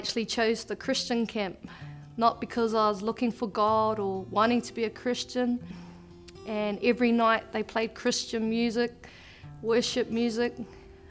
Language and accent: English; Te Puke, Bay of Plenty, New Zealand; I was born and raised in New Zealand in a small town called Te Puke.